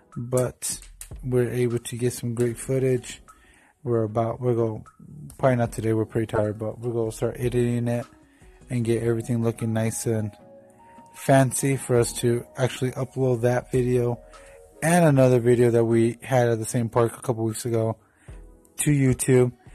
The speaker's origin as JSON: {"language": "English", "town": "Tucson", "region": "Arizona", "country": "United States", "tie": "born or raised there", "said": "my hometown of Tucson, Arizona"}